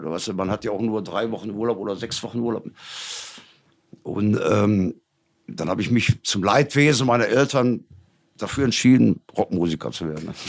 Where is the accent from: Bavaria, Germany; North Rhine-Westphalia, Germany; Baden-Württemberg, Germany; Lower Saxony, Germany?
North Rhine-Westphalia, Germany; Gelsenkirchen; Ist, äh, für die ganze Region, wo ich herkomme, Gelsenkirchen, ist das schon, ist das schon geil auf jeden Fall.